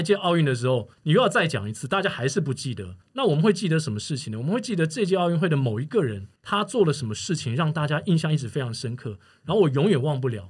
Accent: Taiwan; also born or lived in Singapore; 从我到新加坡去开始了我的转播生涯，就是应该说运动转播生涯，在二零零二年的时候，一直到我现在回到台湾这么多年来

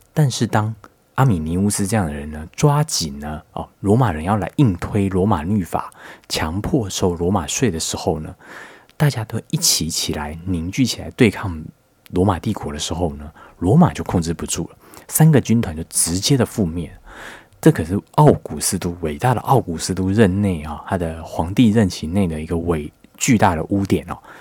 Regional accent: Taiwan; 作为我们一个台湾人来说呢

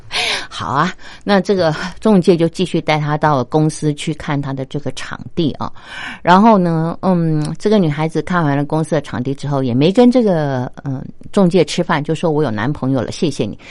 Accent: China; 如果是我以我中国人的这个观点来看，我就会觉得说：天哪，这是不是有点太过火啦？

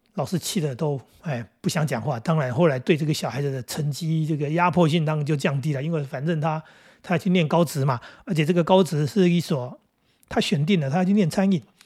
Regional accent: Taoyuan, Taiwan; 我们桃园这边到高雄还真有一段距离

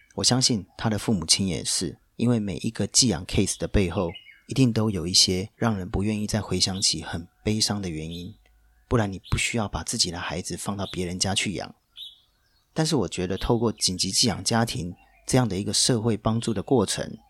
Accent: Taiwan; accent: Taiwanese Mandarin; now in Hong Kong; 讲的一口跟我一样标准的台湾国语

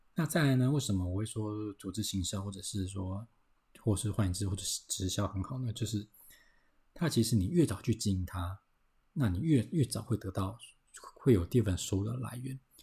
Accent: Taiwan; 我们台湾人，哦，我们要存钱啊

